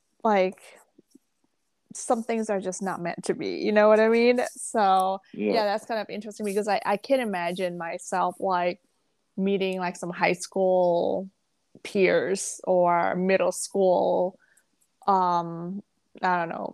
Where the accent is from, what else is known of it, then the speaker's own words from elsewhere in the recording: Jakarta, Indonesia; moved away; also born or lived in Malaysia / Singapore / Thailand; Because like I moved out from Jakarta where I grew up. I was in Malaysia for a little bit and then Singapore for a little bit.